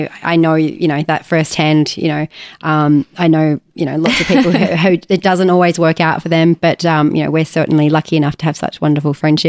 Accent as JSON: {"language": "English", "town": "Sydney", "region": "New South Wales", "country": "Australia", "tie": "born or raised there", "said": "I'm suddenly almost 40, born and raised in Sydney"}